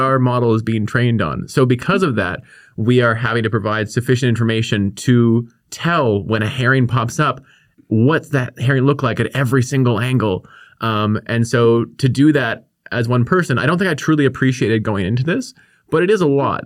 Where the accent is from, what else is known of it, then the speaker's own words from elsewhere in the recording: Victoria, British Columbia, Canada; I grew up here on the Kwongan territory in, in Victoria